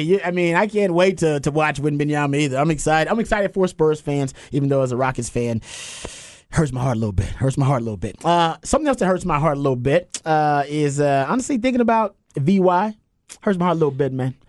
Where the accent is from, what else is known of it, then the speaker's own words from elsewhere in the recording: Houston, Texas, United States; I'm from South Park